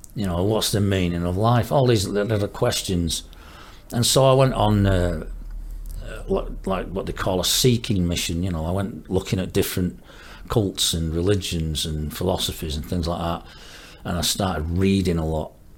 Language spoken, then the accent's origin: English; Marple, North West England, United Kingdom; also born or lived in Stockport / Cumbria; I was born in Stockport. Um, I was there for the first five, six years of my life. Then we moved to a little place called uh, Green, which is uh, near Marple which is a nice little village at the time. And I went to school in primary school there and secondary school there.